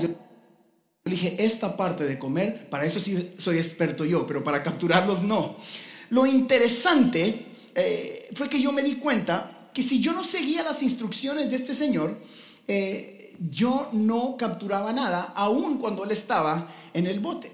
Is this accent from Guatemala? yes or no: yes; Guatemala; como buen guatemalteco